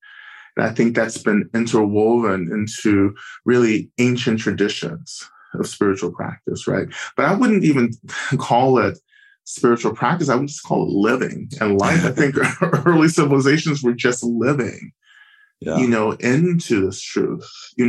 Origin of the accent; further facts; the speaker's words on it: Georgia, United States; North Georgia.